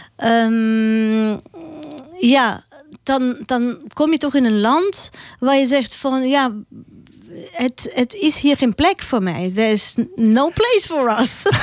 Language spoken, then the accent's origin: Dutch; Austria; Dutch is a second language; moved away as an adult; now in Netherlands; mijn roots zijn in Oostenrijk. En eh, mijn hart ligt daar